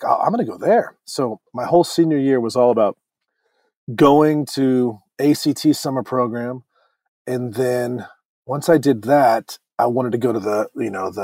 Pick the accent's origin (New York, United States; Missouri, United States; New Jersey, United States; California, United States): California, United States; Orange County; I grew up in Orange County, which is about an hour from